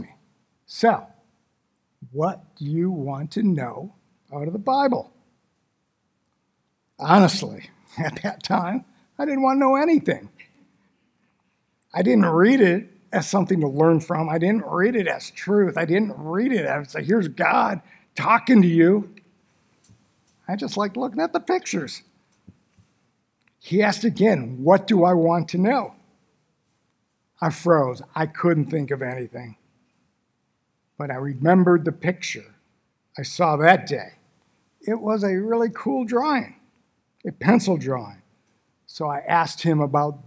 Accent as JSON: {"language": "English", "town": "Detroit", "region": "Michigan", "country": "United States", "tie": "born or raised there", "said": "I was born and raised in Detroit, Michigan, a long time ago."}